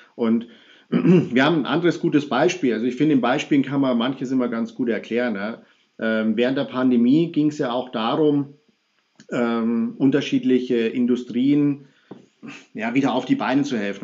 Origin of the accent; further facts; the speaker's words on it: Munich, Bavaria, Germany; ich bin ja Münchner